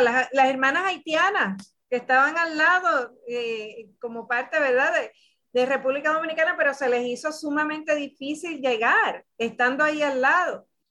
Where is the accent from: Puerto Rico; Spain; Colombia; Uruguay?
Puerto Rico; nosotras somos de Puerto Rico, de un país caribeño y afrocaribeño